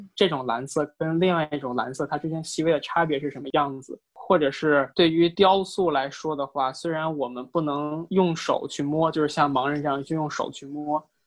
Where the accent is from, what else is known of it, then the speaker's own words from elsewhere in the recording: China; 我们中国人